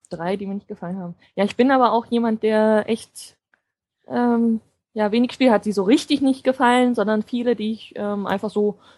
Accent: Potsdam, Brandenburg, Germany; ich komme ja aus Potsdam ne, und fahre dann immer rüber nach Berlin.

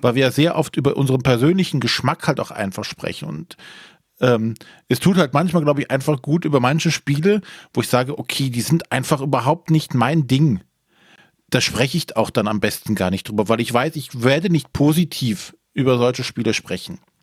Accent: Germany; als Deutsche

